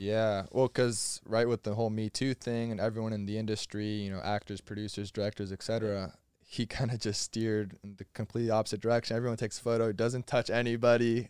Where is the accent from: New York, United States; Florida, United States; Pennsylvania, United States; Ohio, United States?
Florida, United States; I'm from Florida